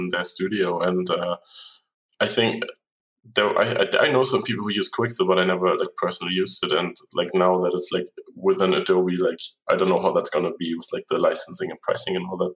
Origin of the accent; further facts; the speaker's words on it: Germany; now in Stockholm, Sweden; where I grew up in Germany.